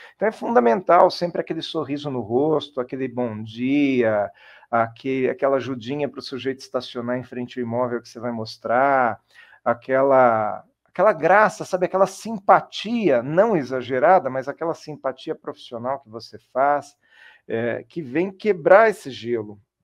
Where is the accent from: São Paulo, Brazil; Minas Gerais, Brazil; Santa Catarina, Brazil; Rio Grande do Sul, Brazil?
São Paulo, Brazil; Jundiaí; eu sou de Jundiaí